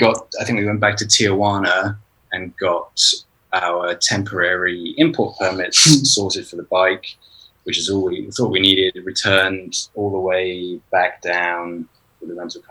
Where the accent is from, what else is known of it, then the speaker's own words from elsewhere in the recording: United Kingdom; We're both British